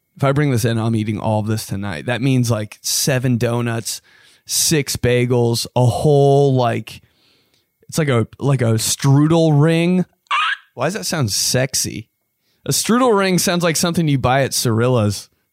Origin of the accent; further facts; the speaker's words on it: Indiana, United States; I was from Indiana